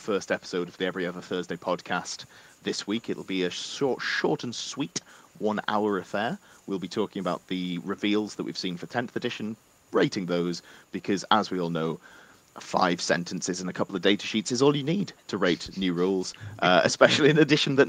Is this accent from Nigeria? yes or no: no; Durham, North East England, United Kingdom; Now, I'm from Durham, up in the northeast